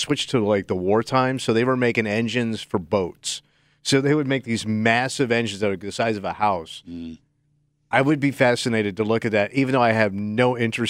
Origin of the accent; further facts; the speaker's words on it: Florida, United States; moved away; I grew up in Florida where you saw this stuff all the time